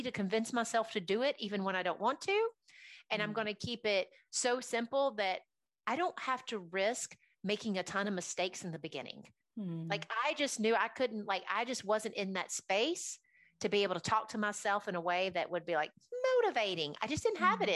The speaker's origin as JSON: {"language": "English", "town": "Nashville", "region": "Tennessee", "country": "United States", "tie": "born or raised there", "also_born_or_lived": "Alabama", "said": "after the age of 9, we moved to Nashville from Alabama"}